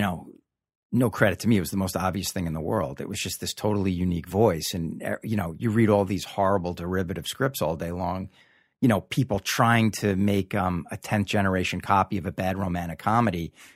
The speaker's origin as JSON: {"language": "English", "area": "Long Island", "region": "New York", "country": "United States", "tie": "born or raised there", "also_born_or_lived": "Hollywood", "moved": "as an adult", "said": "Originally from Long Island."}